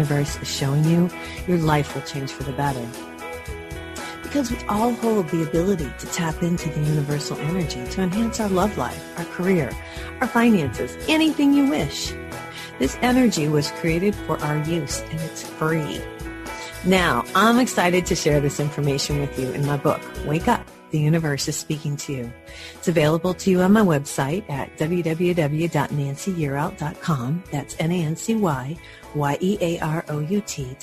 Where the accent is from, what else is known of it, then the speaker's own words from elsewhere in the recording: Michigan, United States; I'm from Michigan